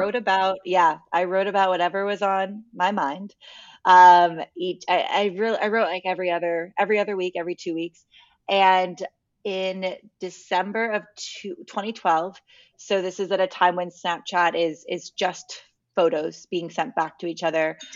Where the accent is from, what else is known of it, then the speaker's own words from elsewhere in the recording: Connecticut, United States; moved away as an adult; also born or lived in Los Angeles, United States; so I grew up in Connecticut and I went to college in Connecticut. So I, I was, I was raised in the cold